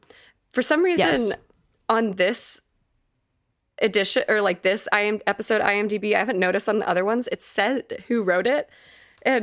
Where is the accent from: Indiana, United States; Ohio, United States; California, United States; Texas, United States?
Texas, United States; moved away; also born or lived in Colorado; us growing up in Texas